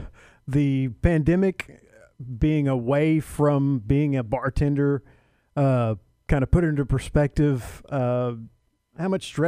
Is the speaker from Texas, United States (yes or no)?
yes; Waco, Texas, United States; also born or lived in Robinson, Texas; I'm from Waco. I went to Waco schools up until the 10th grade, and then we moved to Robinson, and I graduated Robinson.